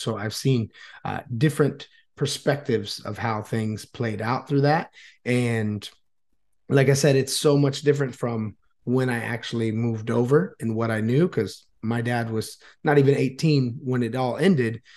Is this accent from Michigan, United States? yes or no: no; New Smyrna Beach, Florida, United States; moved away as an adult; now in Vietnam; I was born and raised in Florida, uh, New Smyrna Beach area